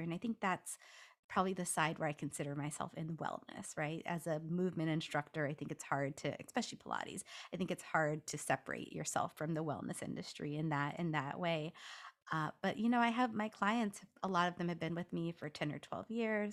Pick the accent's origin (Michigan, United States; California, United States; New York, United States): California, United States; Los Angeles; also born or lived in Washington DC; now in Washington, D.C., United States; I'm from Los Angeles